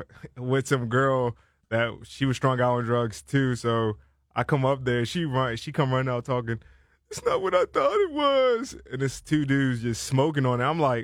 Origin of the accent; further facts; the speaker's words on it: Silver Spring, Maryland, United States; I represent Silver Spring, Maryland.